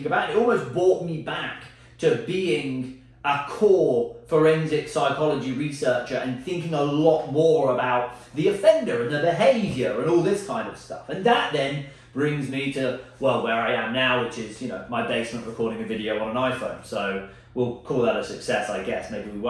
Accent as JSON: {"language": "English", "country": "United Kingdom", "said": "I'm British"}